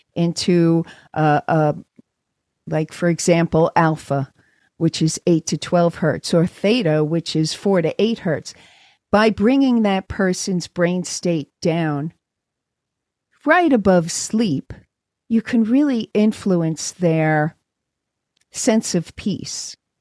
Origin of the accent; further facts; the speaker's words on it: New York City, New York, United States; moved away as an adult; also born or lived in London / California; now in Los Angeles, United States; I grew up in New York and in, uh, in Brooklyn. I was born in Brooklyn